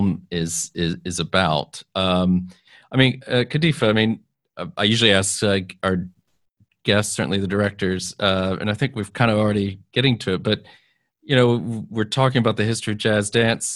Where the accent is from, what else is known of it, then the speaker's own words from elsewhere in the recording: Texas, United States; moved away; I'm from Texas originally